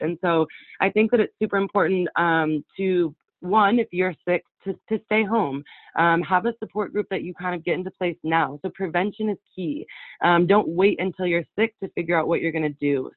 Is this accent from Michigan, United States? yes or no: no; Winlock, Washington, United States; I was born and raised in Winlock, the town that I came back